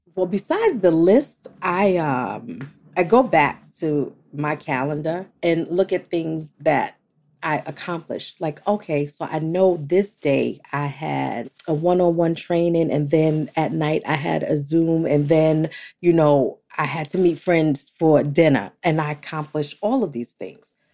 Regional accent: New York, United States; I'm from New York

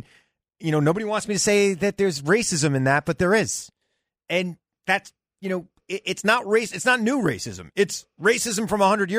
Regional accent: New York, United States; I'm a New Yorker.

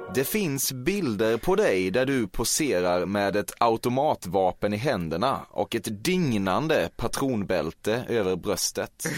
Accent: Småland, Sweden; jag är från Småland

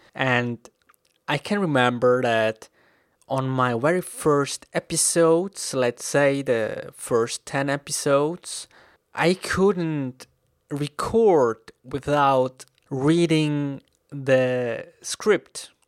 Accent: Switzerland; English is a second language; I am an English learner from Switzerland

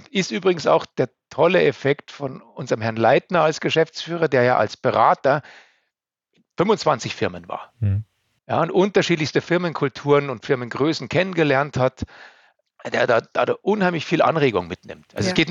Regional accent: Bavaria, Germany; ich bin so, sehr verwurzelter Mensch, ich bin unheimlich gern bei uns in Oberbayern und äh, ähm, ich liebe meine Heimat

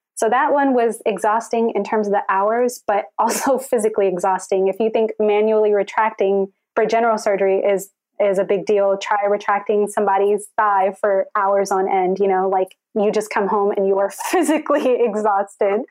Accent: Houston, Texas, United States; I was born and raised in Houston, Texas.

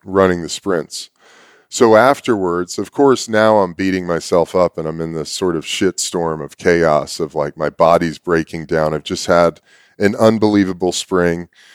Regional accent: New York City, New York, United States; I was born in New York City

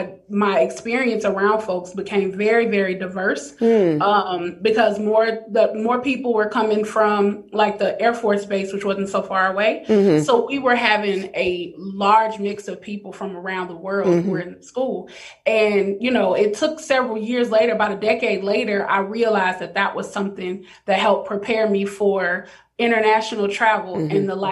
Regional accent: Omaha, Nebraska, United States; now in Atlanta, United States; Born and raised Omaha, Nebraska.

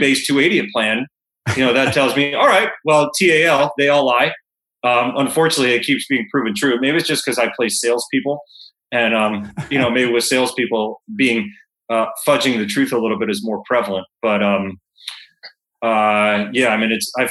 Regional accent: Fort Lauderdale, Florida, United States; moved away; when I was growing up in Fort Lauderdale

